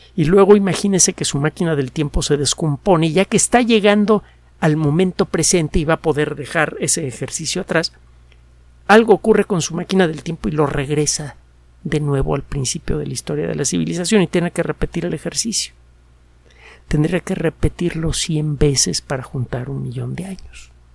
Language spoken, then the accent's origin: Spanish; Mexico City, Mexico; also born or lived in Yucatán; Yo nací en la Ciudad de México, bueno, creo que, que, soy yucateco.